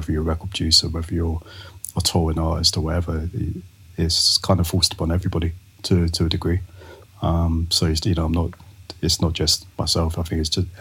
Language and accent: English; London, United Kingdom; moved away as an adult; now in Los Angeles, United States; I'm from Northwest London. So I grew up in a little place called Rainers Lane. I grew up in Willesden. So around, Harrow and Brent is where I grew up, and where I was until about 23, 24.